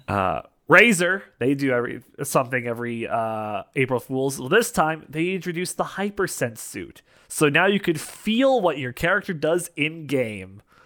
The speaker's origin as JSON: {"language": "English", "country": "Canada", "said": "I am Canadian"}